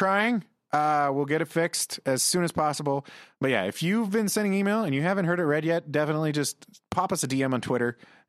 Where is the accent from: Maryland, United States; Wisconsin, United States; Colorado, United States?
Wisconsin, United States; I'm from Wisconsin, which is like a Canada-like in the States.